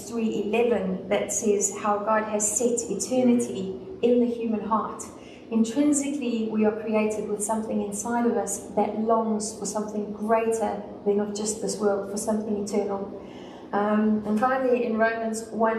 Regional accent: South Africa; Since I'm from the South

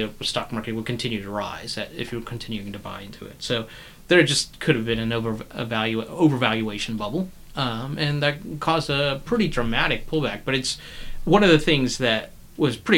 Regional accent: North Carolina, United States; I'm from North Carolina

